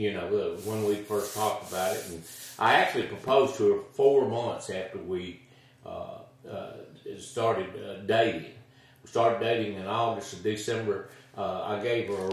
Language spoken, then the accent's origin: English; Tupelo, Mississippi, United States; I'm local. I grew up in Tupelo, Mississippi. I graduated Tupelo High School. I've lived in the area of Northeast Mississippi all my life.